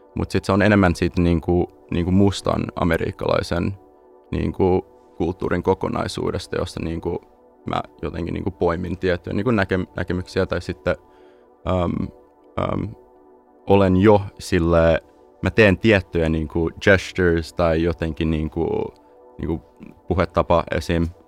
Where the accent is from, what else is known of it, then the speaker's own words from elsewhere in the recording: Los Angeles, California, United States; moved away as an adult; also born or lived in Espoo, Finland / San Francisco; now in Finland; kun mä olin kahdeksan vuotta vanha, mä äh, muutin perheen kautta tota, Los Angelesiin, ja siellä kasvoin